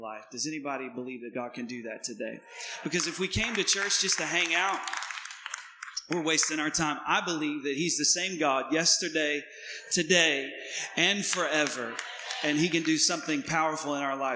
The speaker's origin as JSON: {"language": "English", "region": "East Tennessee", "country": "United States", "tie": "born or raised there", "said": "I am from Tennessee. So I'm a little country bumpkin. and I'm born and raised in East Tennessee"}